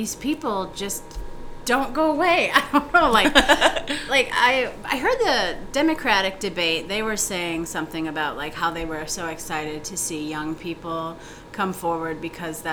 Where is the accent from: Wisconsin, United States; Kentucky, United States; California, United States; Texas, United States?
Wisconsin, United States; Green Bay; now in Chicago, United States; my hometown in Green Bay, Wisconsin